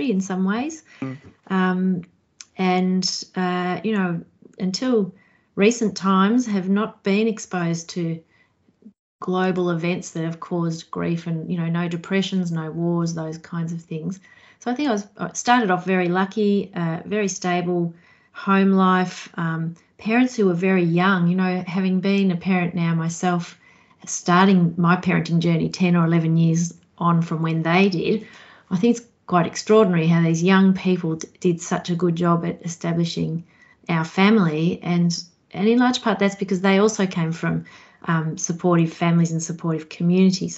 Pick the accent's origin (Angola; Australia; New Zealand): Australia; Kyabram, Victoria; now in Gippsland, Australia; Up in Kyabram in the Goulburn Valley, near the river in Victoria